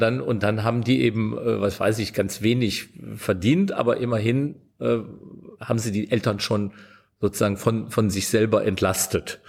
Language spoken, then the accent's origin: German; Meerbusch, North Rhine-Westphalia, Germany; wenn ich jetzt sage, wie der Ort heißt, in dem ich geboren bin, dann hält mich jeder für einen Multimillionär, weil das ist Meerbusch bei Düsseldorf